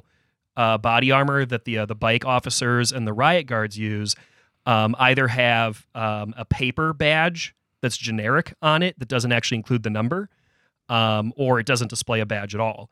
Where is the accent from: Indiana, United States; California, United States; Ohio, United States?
Ohio, United States; Chagrin Falls; my hometown of Chagrin Falls, Ohio